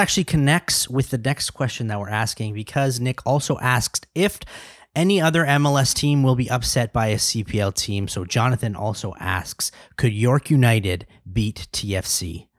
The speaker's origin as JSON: {"language": "English", "town": "Brampton", "region": "Ontario", "country": "Canada", "also_born_or_lived": "Toronto", "said": "I was born in Toronto, but I am a Brampton man's."}